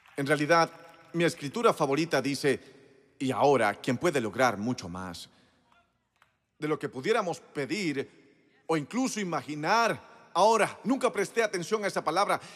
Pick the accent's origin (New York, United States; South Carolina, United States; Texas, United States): South Carolina, United States; Moncks Corner; moved away; Crecí en Monks Corner, Carolina